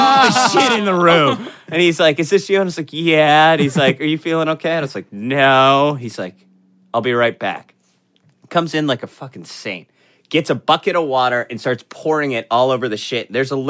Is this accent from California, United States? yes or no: no; Florida, United States; I grew up in Florida